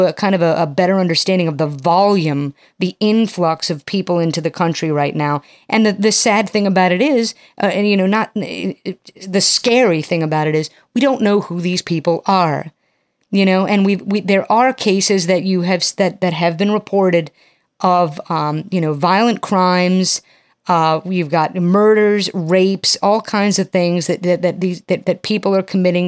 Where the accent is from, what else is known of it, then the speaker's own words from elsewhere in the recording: United States; as an American